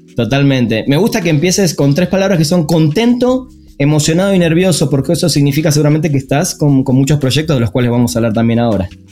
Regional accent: Argentina; moved away as an adult; now in Mexico; como argentino, además vivo hace 10 años acá en México

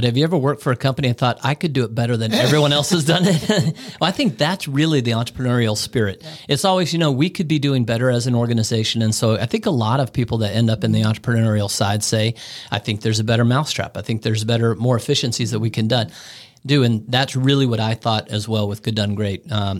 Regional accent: Bangkok, Thailand; Look, I grew up in Bangkok, Thailand. I spent a large portion of my life internationally all over the world.

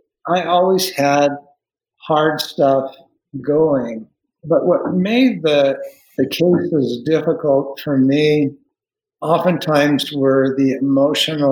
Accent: Salt Lake City, Utah, United States; I grew up in Salt Lake City

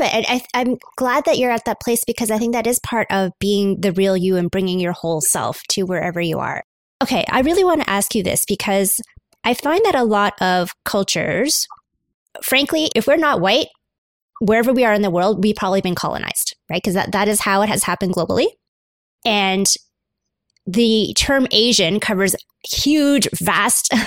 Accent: Canada; I'm Canadian Chinese

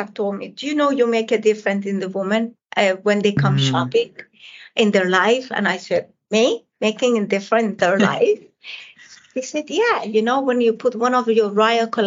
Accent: Isfahan, Iran; English is a second language; moved away as an adult; now in United States; I come from Iran, and it's all the tile work and all the architect, especially the city I come from, Isfahan, is all about that magnificent architect.

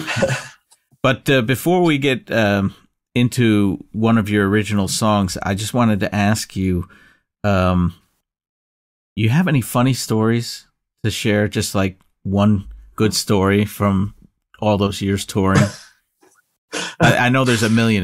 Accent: United States; as an American

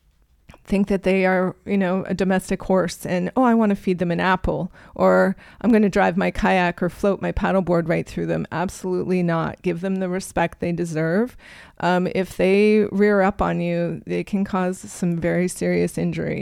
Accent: Canada; moved away as an adult; now in Mesa, United States; growing up in Canada, we came down, we were in our early 20s

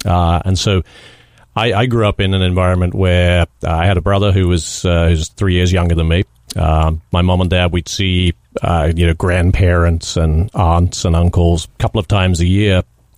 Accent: South West England, United Kingdom; accent: English; also born or lived in New Jersey; But grew up in the rural southwest of England, a county called Somerset, beautiful part of the world, kind of in a very rural environment.

